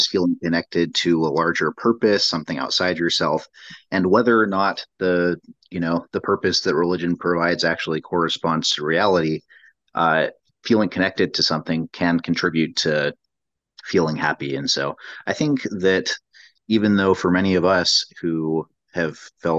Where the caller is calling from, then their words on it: San Antonio, Texas, United States; This is my first time one of the book clubs. I'm coming from San Antonio.